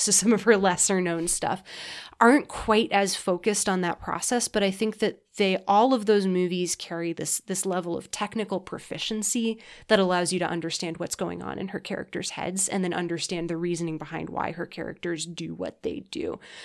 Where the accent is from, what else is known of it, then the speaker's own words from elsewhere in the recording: United States; I'm an American